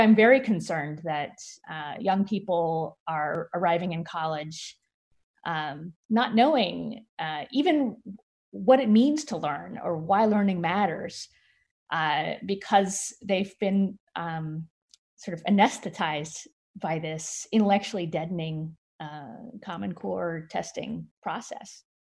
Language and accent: English; San Francisco, California, United States; in my hometown, San Francisco, there's a Mechanics Institute library that I went to when I was in high school